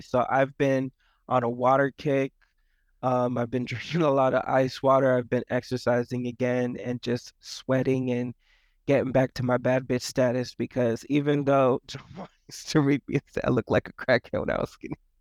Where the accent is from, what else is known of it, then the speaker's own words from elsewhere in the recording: Florida, United States; I'm from Florida